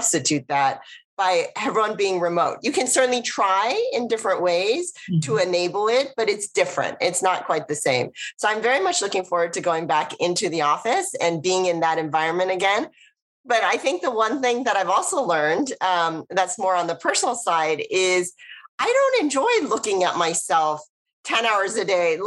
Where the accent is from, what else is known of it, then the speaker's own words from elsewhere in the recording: the Bay Area, California, United States; I grew up in the Bay Area.